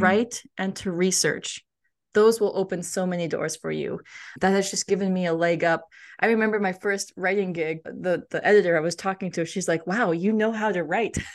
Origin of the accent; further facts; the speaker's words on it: United States; as an Indian American growing up